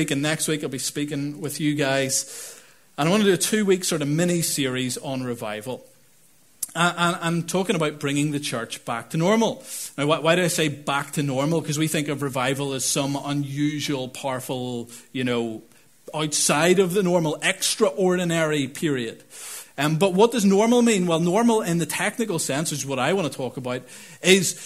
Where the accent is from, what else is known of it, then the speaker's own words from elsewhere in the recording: Northern Ireland, United Kingdom; I'm from Northern Ireland too.